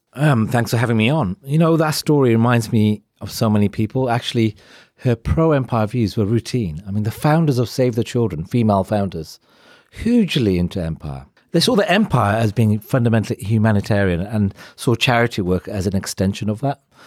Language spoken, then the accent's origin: English; United Kingdom; I grew up with the narrative, and I think most people have in this country, that brown people came here uninvited